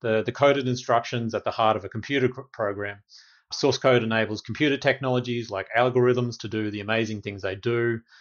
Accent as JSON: {"language": "English", "country": "Australia", "moved": "yes", "lives_now": "Washington, D.C., United States", "said": "an Australian based in DC"}